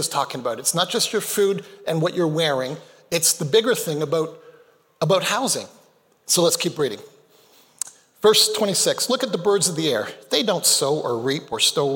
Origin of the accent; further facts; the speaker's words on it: Canada; also born or lived in Malawi; I was born in Canada. When I was 2 months of age, my parents moved back to Malawi, Africa, where they met. I never did become a Malawian by citizenship, but I lived there and came back to Canada when I was 5.